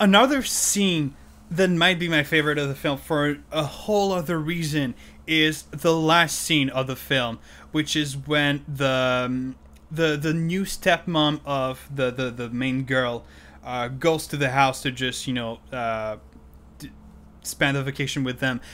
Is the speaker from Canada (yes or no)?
yes; Canada; first language French; English is a second language; I'm Canadian French, which is that I'm a native French speaker